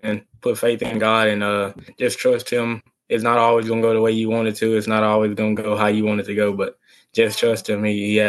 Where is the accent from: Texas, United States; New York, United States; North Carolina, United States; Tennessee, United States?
Texas, United States; I come from Texas football.